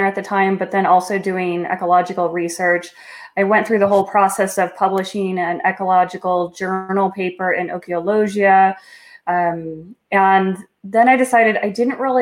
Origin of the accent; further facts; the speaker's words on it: Mesa, Arizona, United States; moved away as an adult; also born or lived in Iowa / Delaware; grew up actually in Arizona, in Mesa, Arizona, and some of the surrounding cities, bounced around the whole Phoenix area.